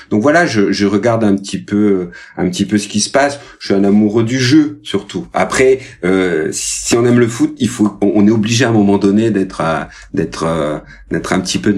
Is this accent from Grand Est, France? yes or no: no; Occitania, France; je vais mettre à l'honneur ma région natale, à savoir l'Aveyron.